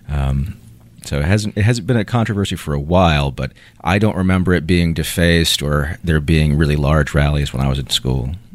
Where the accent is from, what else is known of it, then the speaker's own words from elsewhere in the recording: Chapel Hill, North Carolina, United States; I grew up around Chapel Hill